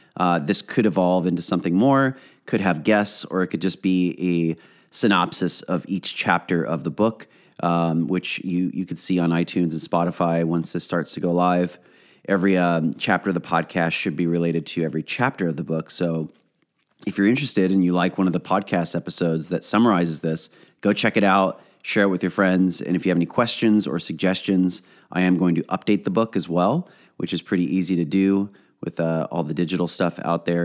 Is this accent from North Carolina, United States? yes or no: no; Orange County, California, United States; I am from Orange County